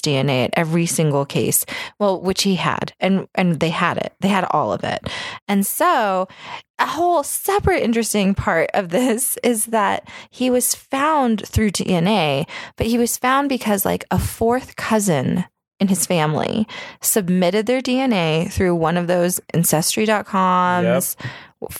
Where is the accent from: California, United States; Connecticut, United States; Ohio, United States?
California, United States; Sacramento; it was where I grew up. I grew up in Sacramento. That's where I'm fucking from